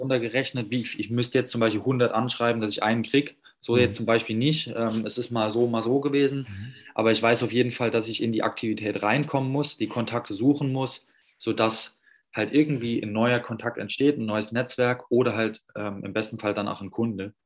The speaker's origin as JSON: {"language": "German", "region": "Saarland", "country": "Germany", "moved": "yes", "lives_now": "Berlin, Germany", "said": "wohne jetzt in Berlin, komme aber ursprünglich aus dem Saarland"}